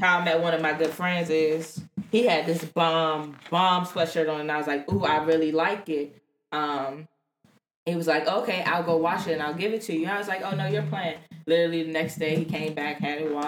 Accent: Washington, District of Columbia, United States; I'm a DC native

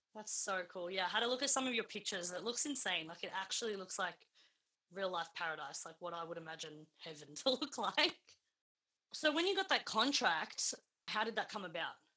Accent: Melbourne, Victoria, Australia; I grew up in the northern suburbs of Melbourne

